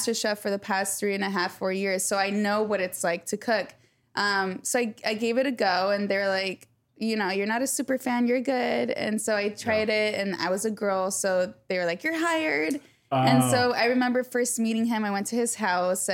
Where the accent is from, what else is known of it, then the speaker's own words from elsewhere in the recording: United States; I'm American